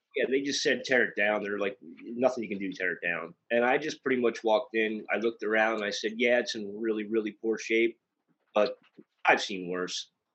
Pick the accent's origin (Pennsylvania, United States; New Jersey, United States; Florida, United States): Pennsylvania, United States; Bechtelsville; I grew up in Bechtelsville